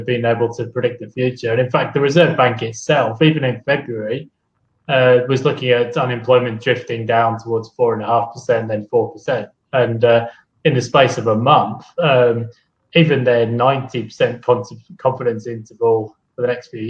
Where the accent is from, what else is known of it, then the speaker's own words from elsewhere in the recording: United Kingdom; now in Australia; being British